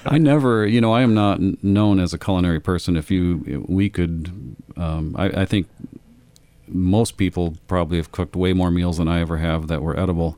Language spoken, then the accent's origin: English; Lansing, Michigan, United States; moved away; also born or lived in Amsterdam; I grew up in Michigan, um, in Lansing, Michigan